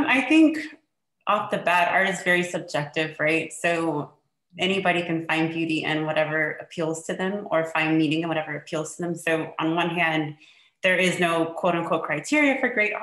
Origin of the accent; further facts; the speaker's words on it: Houston, Texas, United States; now in Pasadena, United States; I'm originally from Houston, Texas, but I currently live in Pasadena, California